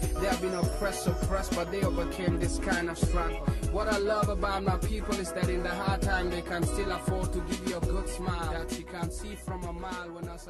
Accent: South Sudan; moved away; I was born in Sudan in a place called Tony, in a village by the river where the people born strong.

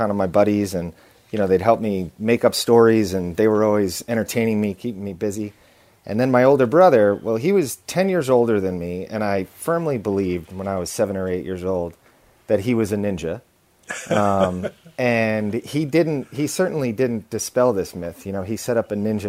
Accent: Long Island, New York, United States; I was born on Long Island, a short train ride from New York City.

